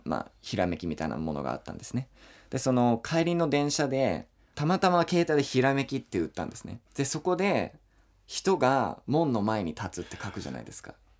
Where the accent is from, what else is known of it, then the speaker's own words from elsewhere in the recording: Hillsboro, Oregon, United States; first language English; Japanese is a second language; moved away as an adult; also born or lived in Shizuoka, Japan; now in Japan; 僕の地元ってヒルスボロシっていうオレゴンのヒルスボロシっていうところなんですが